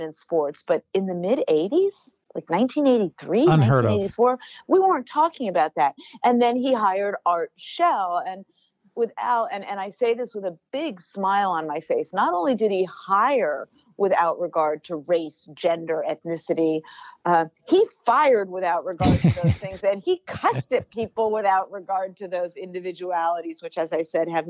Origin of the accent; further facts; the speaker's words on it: Los Angeles, California, United States; also born or lived in Berkeley, California; I grew up in Los Angeles